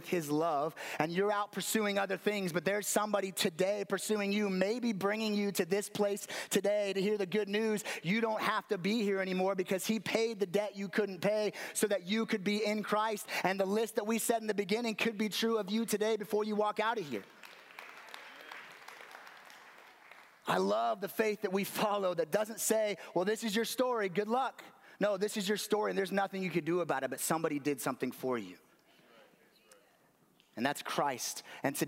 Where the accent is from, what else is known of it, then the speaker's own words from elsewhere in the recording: Las Vegas, Nevada, United States; moved away; I grew up in Vegas